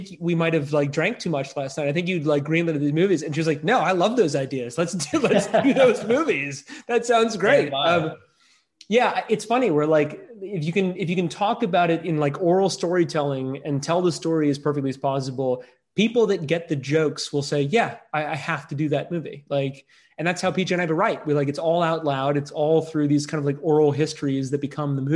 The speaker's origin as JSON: {"language": "English", "region": "the South", "country": "United States", "tie": "born or raised there", "said": "as a kid growing up in the South"}